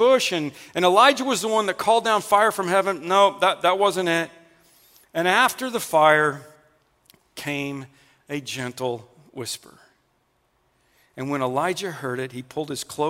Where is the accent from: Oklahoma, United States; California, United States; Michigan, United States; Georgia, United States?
Oklahoma, United States; I'm from Oklahoma. That Twister movie was made about the area that I grew up